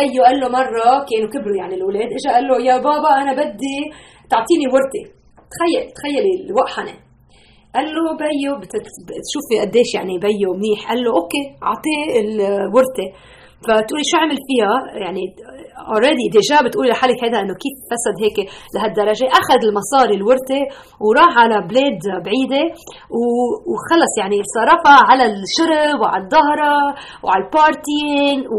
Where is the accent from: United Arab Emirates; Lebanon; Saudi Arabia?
Lebanon; now in United States; انا بتذكر من 30 سنه هربنا من لبنان نحن وجينا على امريكا